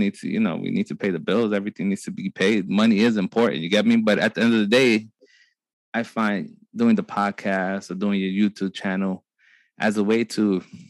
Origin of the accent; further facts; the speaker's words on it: New York City, New York, United States; growing up in Brooklyn, in my little block